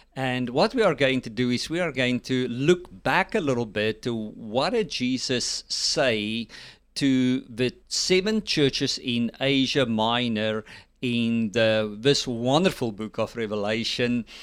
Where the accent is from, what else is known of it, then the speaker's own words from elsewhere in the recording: South Africa; now in United States; I'm also a South African and now a U S citizen.